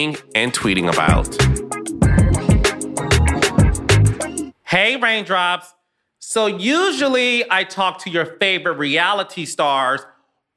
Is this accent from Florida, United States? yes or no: no; Detroit, Michigan, United States; moved away as an adult; also born or lived in Atlanta / Hollywood; I am a Detroit native, born and raised